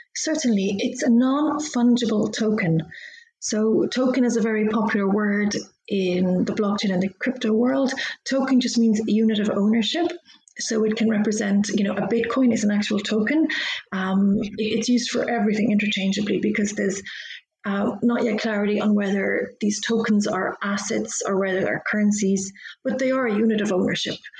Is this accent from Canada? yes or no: no; Dublin, Leinster, Ireland; moved away as an adult; also born or lived in London; I moved to Dublin, where I'm from. I'm Irish